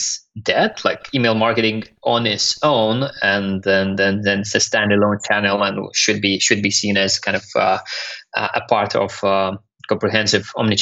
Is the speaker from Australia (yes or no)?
no; Lithuania; also born or lived in London; I'm from Lithuania, currently living partially in Lithuania in London